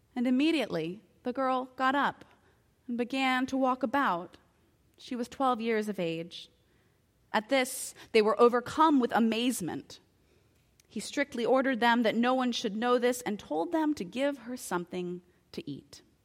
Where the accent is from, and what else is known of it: United States